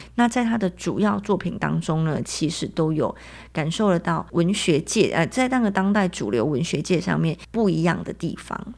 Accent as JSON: {"language": "Chinese", "country": "Taiwan", "said": "我们台湾人"}